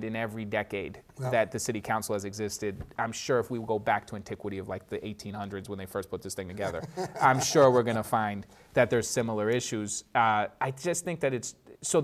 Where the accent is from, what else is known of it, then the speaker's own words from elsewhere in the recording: Boston, Massachusetts, United States; I grew up in Hyde Park